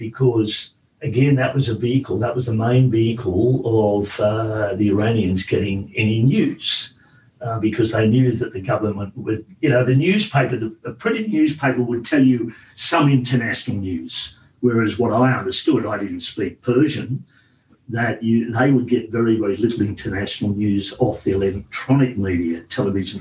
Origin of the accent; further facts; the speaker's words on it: Australia; moved away as an adult; also born or lived in Sweden; I came from Australia